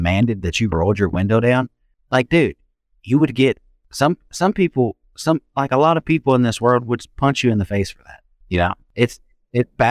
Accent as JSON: {"language": "English", "town": "Memphis", "region": "Tennessee", "country": "United States", "tie": "born or raised there", "said": "I grew up in Fraser"}